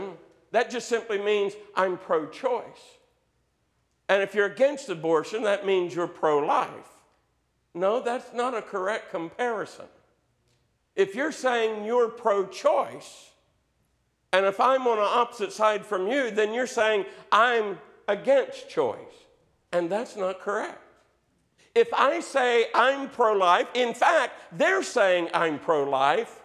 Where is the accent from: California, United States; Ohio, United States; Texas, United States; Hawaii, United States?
Ohio, United States; Southeast; growing up in Southeast Ohio, there being in the Appalachian foothills, we're still in the Bible Belt